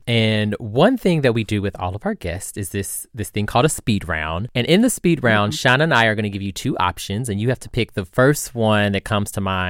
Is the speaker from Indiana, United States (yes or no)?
yes; Indianapolis, Indiana, United States; I'm a nap rat.